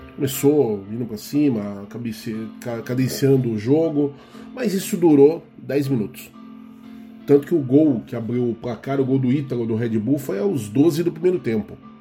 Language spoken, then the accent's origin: Portuguese; Guarulhos, São Paulo, Brazil; Guarulhos minha terra